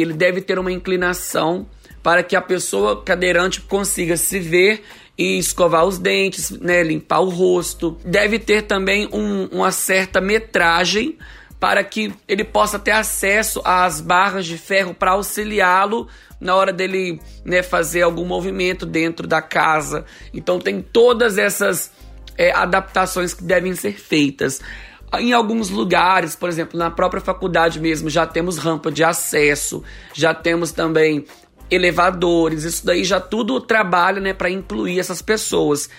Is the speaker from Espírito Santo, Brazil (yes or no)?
yes; Espírito Santo, Brazil; eu sou de Batiba, Espírito Santo. Aqui na minha cidade é uma cidade mais plana